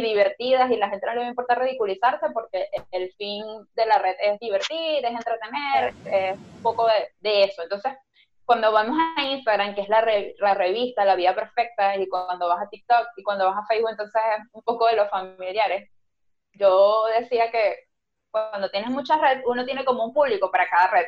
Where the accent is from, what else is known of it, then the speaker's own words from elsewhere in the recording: Venezuela; moved away; ahora que somos inmigrantes, que salimos de Venezuela